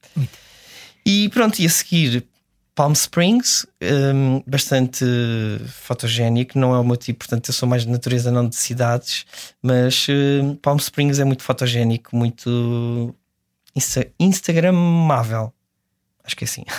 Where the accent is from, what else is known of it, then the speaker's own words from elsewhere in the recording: Serra da Estrela, Centro, Portugal; a Serra da Estrela, que é de onde eu sou